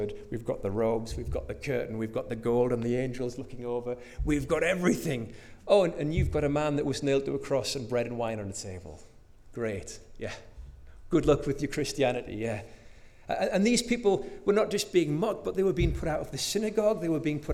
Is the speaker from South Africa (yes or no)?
no; North Shields, North East England, United Kingdom; as a little boy, growing up in North Shields, I used to love baking with my mum